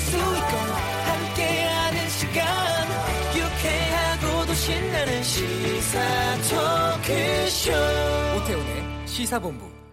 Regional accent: Turkey; Korean is a second language; now in South Korea; 전 터키 사람으로서

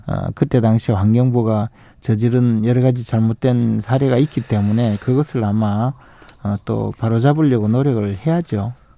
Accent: Uiseong, North Gyeongsang, South Korea; 제 고향 경북 의성 지역에 있는

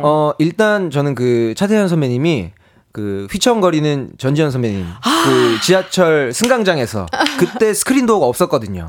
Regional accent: Busan, South Korea; moved away; 제 고향인 부산에서

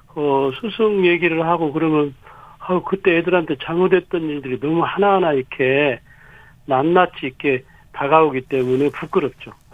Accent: South Korea; 저는 제가 태어나고 자라서 지금 그 살고 있는 작은 마을

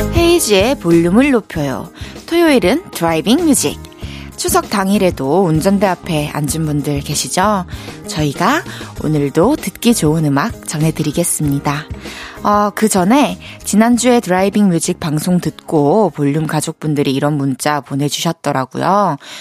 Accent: Changwon, South Gyeongsang, South Korea; moved away as an adult; now in Seoul, South Korea; 초중고를 마산에서 나왔는데

